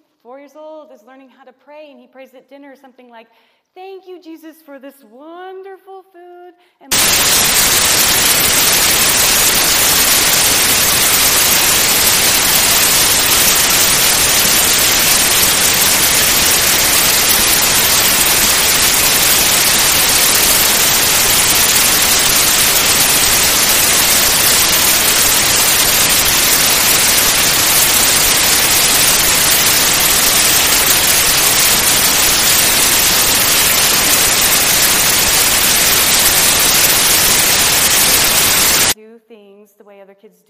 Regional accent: Nevada County, California, United States; we're from Nevada County

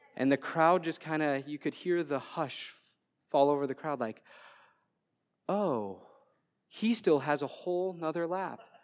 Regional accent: Waterville, Minnesota, United States; I'm from Waterville, Minnesota

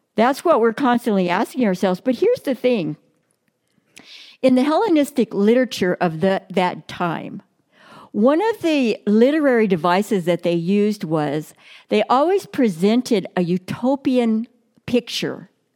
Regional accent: Brawley, California, United States; I grew up in Brawley, California, which is down in the Imperial Valley

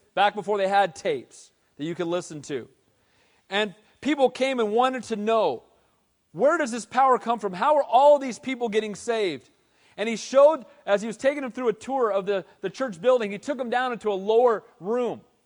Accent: Costa Mesa, California, United States; I was a little kid growing up in Calvary Costa Mesa.

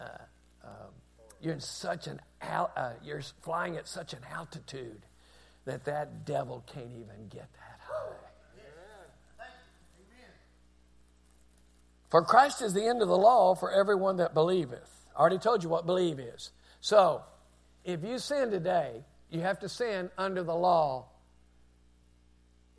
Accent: United States; We're Americans

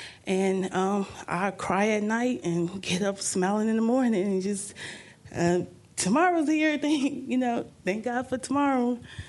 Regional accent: Chicago, Illinois, United States; moved away; also born or lived in Milwaukee, Wisconsin; I grew up in Chicago, Illinois.

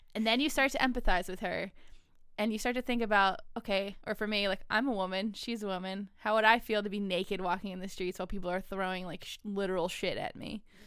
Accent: United States; an American citizen

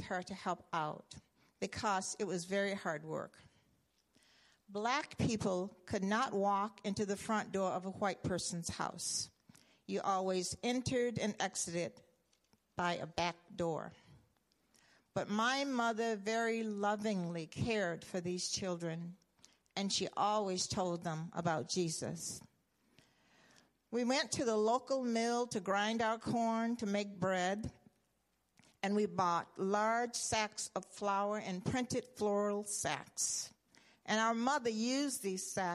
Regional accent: the South, United States; as a young child growing up in the South

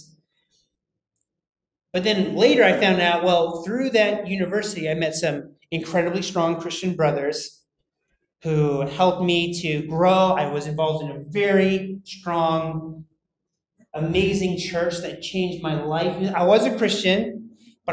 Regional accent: United States; moved away; I'm American

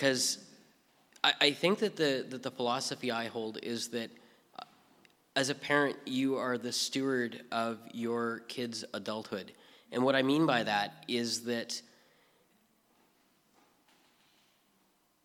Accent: British Columbia, Canada; moved away as an adult; also born or lived in Hope, British Columbia; so I grew up in British Columbia. I was born in Hope. My parents moved around a lot, but pretty much I'm a BC boy. I didn't actually leave the province until I was 20

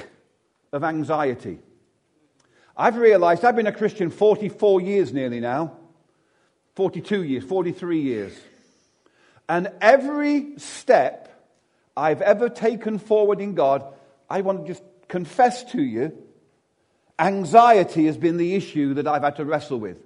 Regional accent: Derby, East Midlands, United Kingdom; I'm actually from Chaddesden

